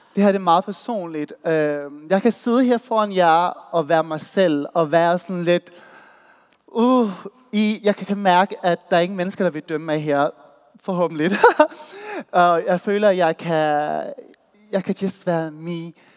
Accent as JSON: {"language": "Danish", "town": "Odense", "region": "Southern Denmark", "country": "Denmark", "moved": "as an adult", "lives_now": "Copenhagen, Denmark", "said": "Jeg er fra Voldsmose"}